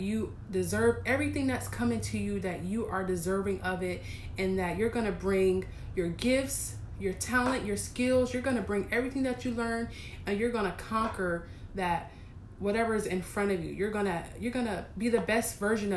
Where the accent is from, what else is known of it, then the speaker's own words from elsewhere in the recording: East Coast, United States; moved away; I was raised in the East Coast